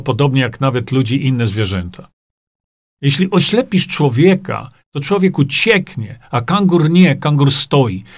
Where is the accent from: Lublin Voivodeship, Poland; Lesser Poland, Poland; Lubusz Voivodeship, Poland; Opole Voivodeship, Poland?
Lublin Voivodeship, Poland; Świdnik; moved away as an adult; also born or lived in Stalowa Wola / Australia; zanim wyjechałem z mojego rodzinnego Świdnika, chociaż ja się urodziłem w Stalowej Woli, ale wychowałem się w Świdniku.